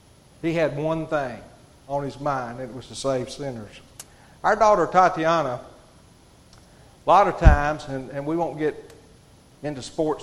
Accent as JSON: {"language": "English", "town": "Hatton", "country": "United States", "said": "Y'all forgive me, I'm from Hatton. I get tongue-tied a little bit."}